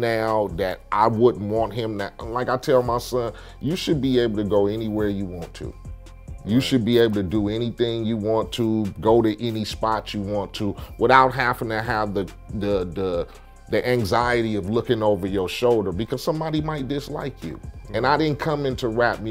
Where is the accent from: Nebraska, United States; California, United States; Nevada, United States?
California, United States; Compton; I come from Compton, I gang bang